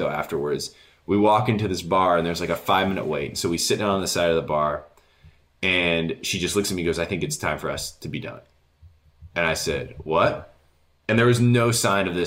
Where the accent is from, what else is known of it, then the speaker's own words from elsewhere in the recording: Warsaw, Indiana, United States; you're never going to leave Warsaw, my hometown.